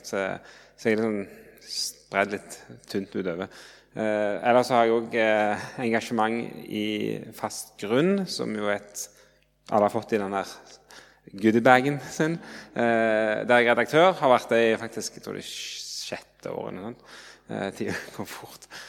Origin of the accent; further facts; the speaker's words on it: Jørpeland, Rogaland, Norway; moved away as an adult; now in Oslo, Norway; jeg kommer fra Rogaland, Jørpeland, men har bodd i Oslo i 16 år